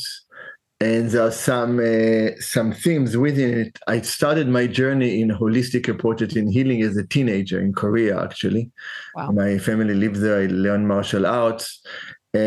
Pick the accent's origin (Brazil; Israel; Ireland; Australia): Israel; now in San Francisco, United States; when I was 12 years old in Israel, so over 50 years ago